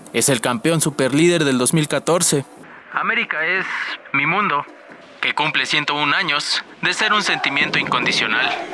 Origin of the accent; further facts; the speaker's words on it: Mexico City, Mexico; soy oriundo de la Ciudad de México